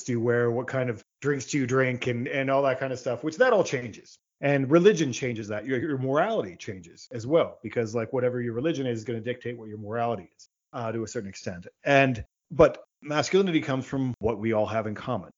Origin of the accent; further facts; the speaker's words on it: Virginia, United States; I'm in the United States. I grew up in Virginia